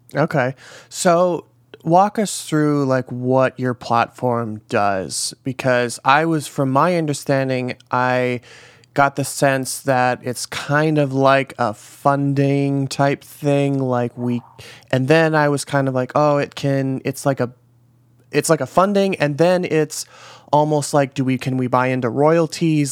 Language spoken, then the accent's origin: English; Midwest, United States; moved away; I'm from the Midwest